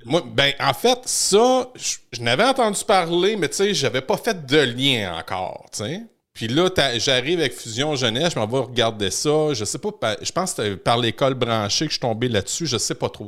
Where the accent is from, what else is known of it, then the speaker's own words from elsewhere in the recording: Victoriaville, Quebec, Canada; chez nous à Victo